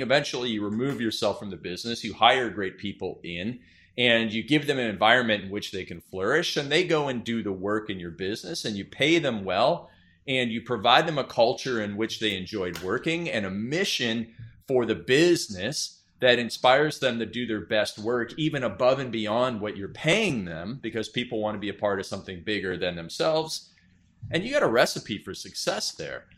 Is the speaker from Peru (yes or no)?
no; Canada; being Canadian